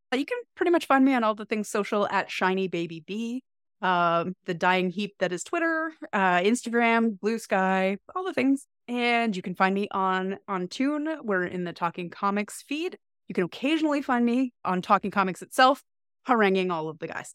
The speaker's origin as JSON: {"language": "English", "country": "Canada", "said": "I am Canadian and queer as fuck"}